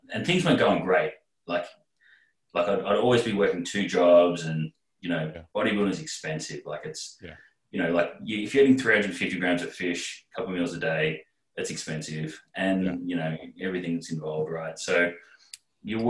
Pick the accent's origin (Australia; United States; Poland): Australia; as an Australian representative